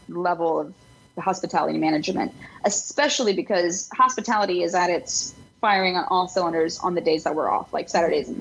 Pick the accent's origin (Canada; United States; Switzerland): United States; Broussard, Louisiana; moved away as an adult; also born or lived in Fort Collins, Colorado / New Orleans, Louisiana; now in Chicago, United States; Broussard, Louisiana. Shout out my hometown